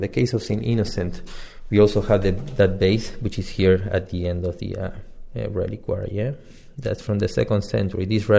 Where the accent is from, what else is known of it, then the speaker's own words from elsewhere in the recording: Argentina; now in Washington, D.C., United States; I'm originally from Argentina.